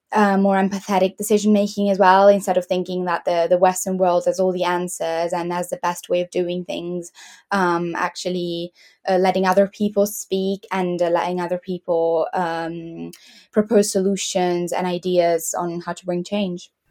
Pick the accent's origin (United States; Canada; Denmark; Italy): Italy; now in Leeds, United Kingdom; I'm from Italy uh, I currently live in Leeds